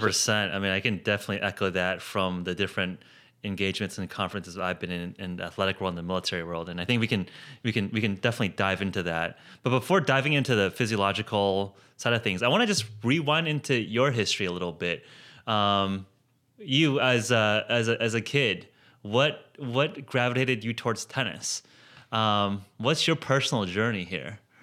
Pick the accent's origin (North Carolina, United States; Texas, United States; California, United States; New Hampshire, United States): California, United States; Palos Verdes; now in San Francisco, United States; I grew up in Palos Verdes